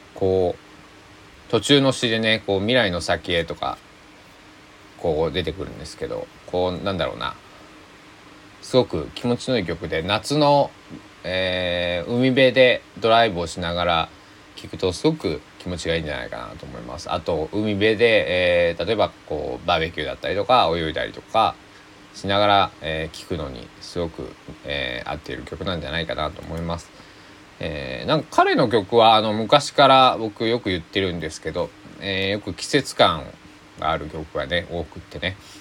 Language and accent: Japanese; Susaki, Kochi, Japan; 僕の、え生まれ育った須崎市